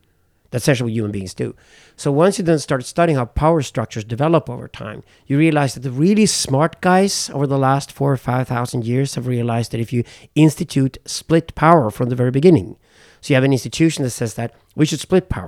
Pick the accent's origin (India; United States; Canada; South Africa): South Africa; Being a white South African, I come from mixed race South African family